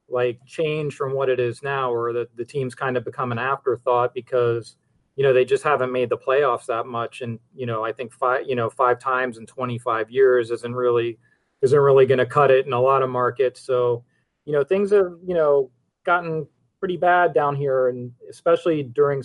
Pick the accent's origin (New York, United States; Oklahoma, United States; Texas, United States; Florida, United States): Florida, United States; Miami; also born or lived in Birmingham, Alabama; I was born in Miami, and I've lived here like 99% of my life